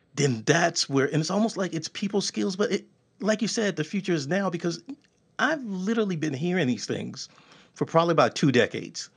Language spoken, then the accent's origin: English; Texas, United States; I'm from Texas.